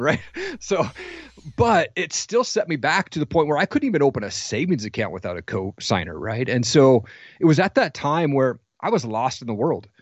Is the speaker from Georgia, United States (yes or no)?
no; Washington, United States; I grew up in Washington